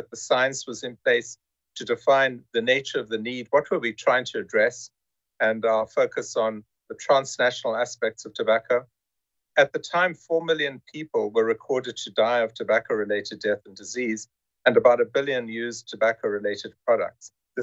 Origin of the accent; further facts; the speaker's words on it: South Africa; moved away as an adult; also born or lived in United States; I'm originally from South Africa, still proudly South African, and also a US citizen